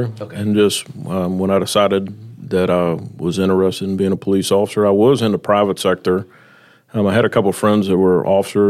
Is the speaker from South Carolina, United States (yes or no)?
no; Chesterfield, Virginia, United States; I graduated VMI back in 1995. I'm originally from Chesterfield, Virginia. I went to Midlothian High School.